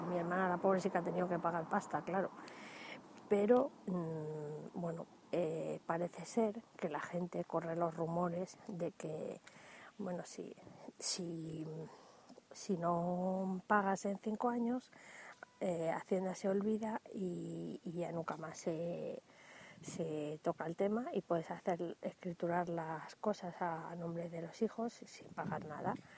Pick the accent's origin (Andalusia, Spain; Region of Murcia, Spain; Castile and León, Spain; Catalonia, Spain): Andalusia, Spain; Dúrcal; en Andalucía, que es donde me corresponde a mí, puesto que yo soy de Durcal